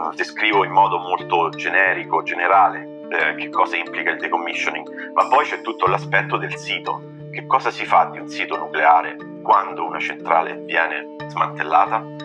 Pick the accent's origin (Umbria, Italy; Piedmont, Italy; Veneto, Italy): Umbria, Italy; Orvieto; moved away as an adult; also born or lived in Siena / United States; now in Munich, Germany; Sono partito da Orvieto, che è la mia città eh, di nascita e eh, di origine